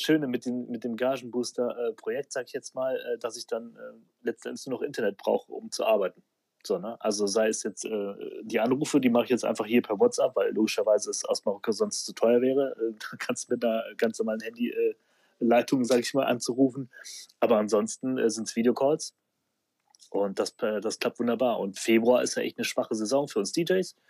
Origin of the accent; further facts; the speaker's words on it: Aachen, North Rhine-Westphalia, Germany; moved away as an adult; now in Düsseldorf, Germany; Ich bin eigentlich Aachener, aber seit, äh, seit wann bin ich in Düsseldorf? Ich glaube 2006